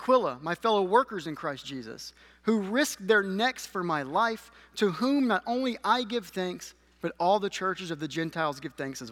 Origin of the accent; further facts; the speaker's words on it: Alabama, United States; moved away; I am from Alabama